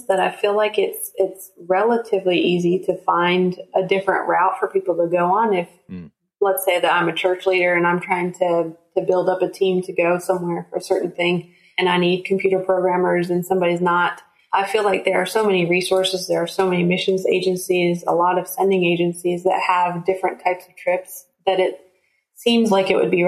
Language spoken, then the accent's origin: English; United States; as Americans, we are American church ambassadors.